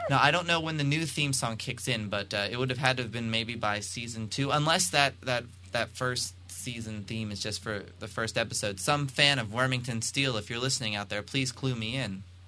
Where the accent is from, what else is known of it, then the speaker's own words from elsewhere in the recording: Pennsylvania, United States; I'm from Pennsylvania